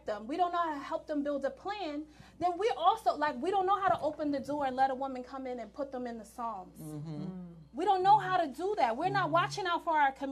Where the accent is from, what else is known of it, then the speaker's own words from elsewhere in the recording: New York, United States; I'm from New York